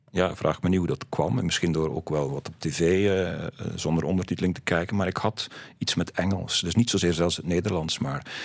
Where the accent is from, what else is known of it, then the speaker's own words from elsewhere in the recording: West Flanders, Belgium; accent: West Flemish; en zelfs als ik West-Vlaamse vrienden ontmoet, dan heb ik nog altijd mijn accent, denk ik